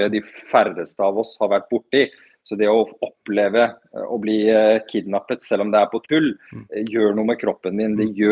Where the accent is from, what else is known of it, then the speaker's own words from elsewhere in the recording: Afghanistan; now in Norway; Som flyktning vet jeg hva det innebærer. Vi rømte fra Afghanistan da russerne invaderte på 80-tallet, så jeg vet alt om det.